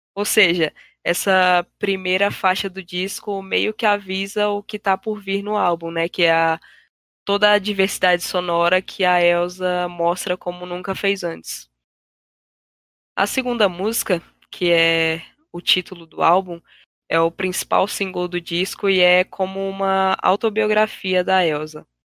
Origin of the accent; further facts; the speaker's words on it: Brazil; nós como brasileiros